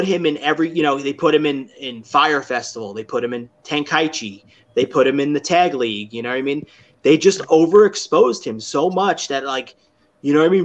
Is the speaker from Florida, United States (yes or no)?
yes; Florida, United States; I was from Florida